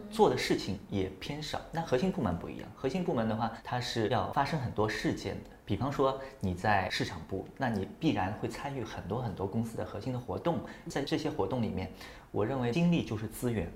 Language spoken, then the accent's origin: Chinese; Shanghai, China; also born or lived in Qingdao; 那时候是零六年刚刚硕士毕业，我是上海人，然后从青岛回到上海